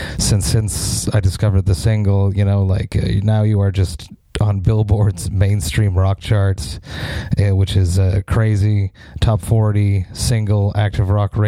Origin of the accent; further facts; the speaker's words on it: Montreal, Quebec, Canada; I'm from Montreal, Canada